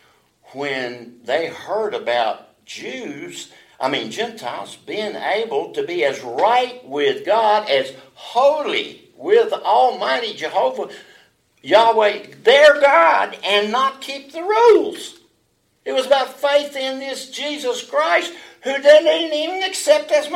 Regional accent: Alabama, United States; I was born in Alabama

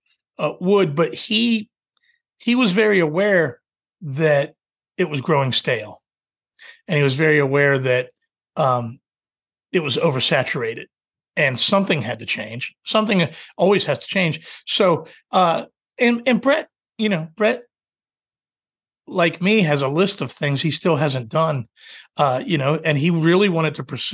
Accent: United States; also born or lived in Washington, D.C. / Virginia; I was a happy kid in DC and Virginia

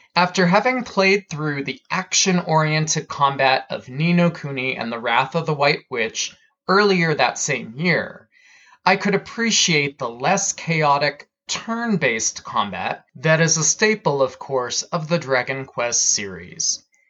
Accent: United States; As an American

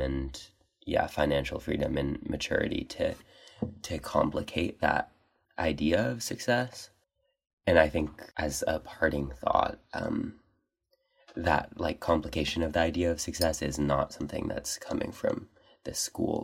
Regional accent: Corvallis, Oregon, United States; moved away; from Corvallis, Oregon. A little bit far.

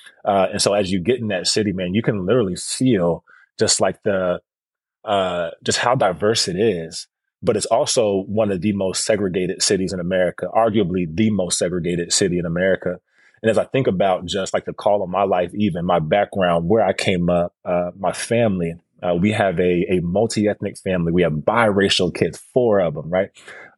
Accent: Kansas City, United States; I'm born and raised in Kansas City. My wife is from Ames, Iowa.

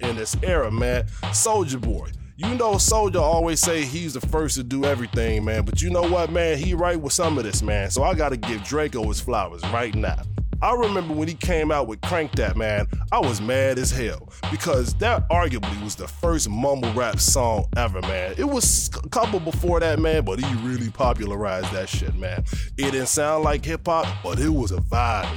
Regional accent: Midwest, United States; I'm from the Midwest

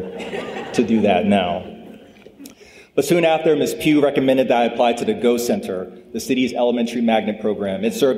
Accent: Lynchburg, Virginia, United States; also born or lived in Dorchester, Massachusetts; I grew up in Lynchburg

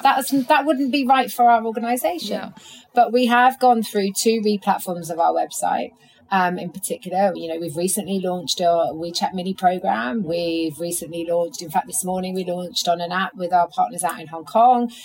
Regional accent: London, United Kingdom; as a Londoner

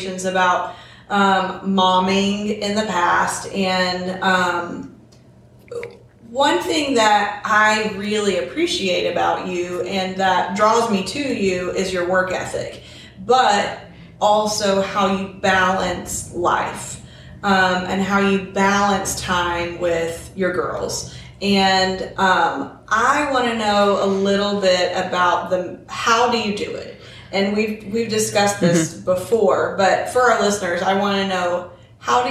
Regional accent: Murfreesboro, Tennessee, United States; Murfreesboro, which is my hometown

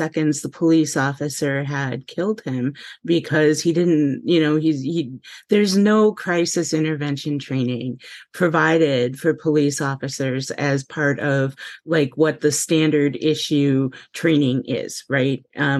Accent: Milwaukee, Wisconsin, United States; I'm from Milwaukee

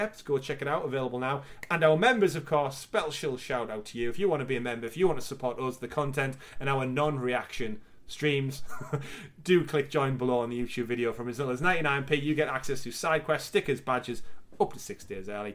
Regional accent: United Kingdom; we're both British

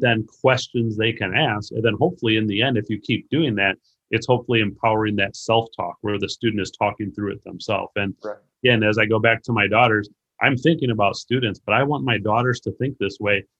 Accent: Racine, Wisconsin, United States; now in Illinois, United States; I grew up in Racine, Wisconsin, and I currently live in Illinois

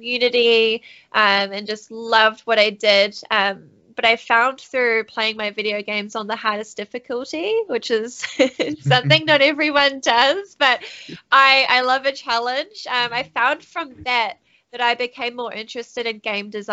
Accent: New Zealand; also born or lived in United States; I'm born and raised in New Zealand, down under.

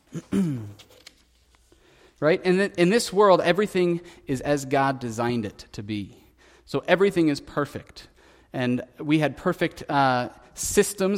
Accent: United States; growing up in America

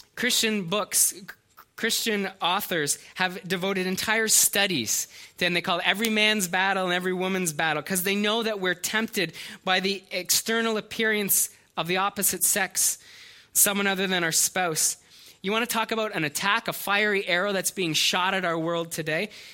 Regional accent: Canada; we're Canadian

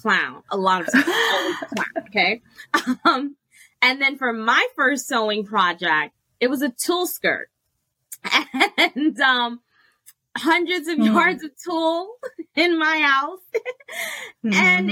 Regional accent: New York City, New York, United States; moved away; also born or lived in Plano, Texas; I'm from New York City

